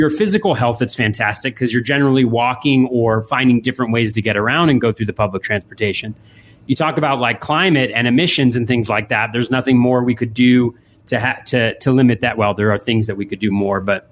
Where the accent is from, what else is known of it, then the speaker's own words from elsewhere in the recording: Davis, California, United States; moved away as an adult; also born or lived in Boston, Massachusetts; I grew up in California, in Davis, California, in Northern California. All 18 years there